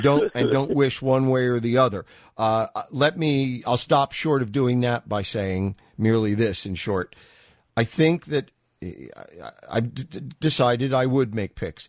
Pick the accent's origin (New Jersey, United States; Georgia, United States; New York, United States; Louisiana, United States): New York, United States; I grew up in New York.